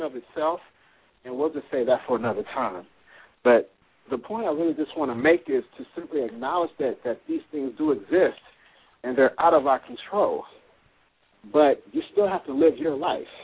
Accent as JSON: {"language": "English", "town": "Chicago", "region": "Illinois", "country": "United States", "tie": "born or raised there", "also_born_or_lived": "Tampa", "moved": "yes", "said": "my hometown because I'm from Chicago"}